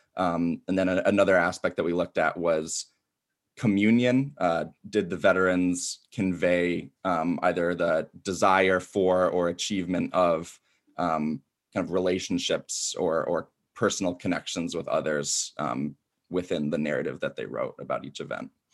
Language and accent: English; Ann Arbor, Michigan, United States; moved away as an adult; now in DeKalb, United States; Hometown is Ann Arbor, Michigan, uh, and currently living in DeKalb, Illinois